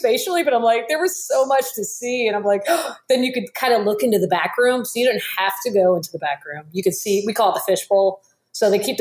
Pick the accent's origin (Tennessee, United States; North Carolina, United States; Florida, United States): Florida, United States; Miami; moved away; I'm originally from Miami